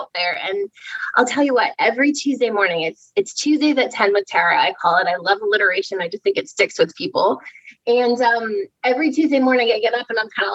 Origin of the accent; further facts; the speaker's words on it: Easton, Pennsylvania, United States; So I am from Easton, Pennsylvania, which is in the southeastern portion of PA.